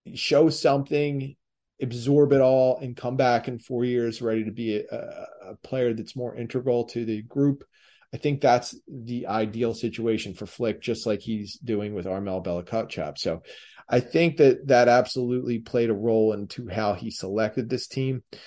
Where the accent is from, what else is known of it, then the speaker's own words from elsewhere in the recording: Delaware County, Pennsylvania, United States; accent: Delco; my Delco accent and way of speaking